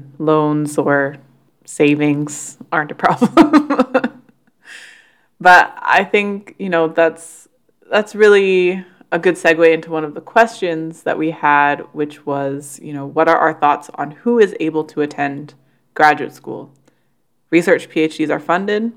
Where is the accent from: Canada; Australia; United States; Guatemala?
Canada; despite being Canadian